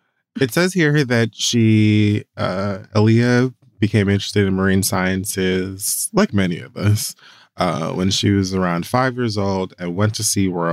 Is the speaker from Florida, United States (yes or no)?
yes; Miami, Florida, United States; As a Jamaican American who was raised in Miami